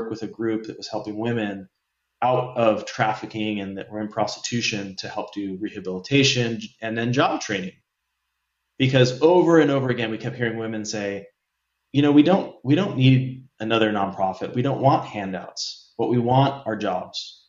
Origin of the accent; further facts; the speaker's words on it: California, United States; also born or lived in San Diego / Santa Barbara; moved from San Diego back to Santa Barbara, where we met. We're from California